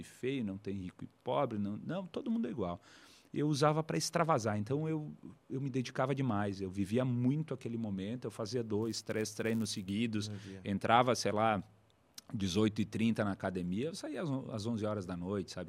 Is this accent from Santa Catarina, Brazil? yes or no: no; Bento Gonçalves, Rio Grande do Sul, Brazil; da capital brasileira do vinho que venho, lá de Bento Gonçalves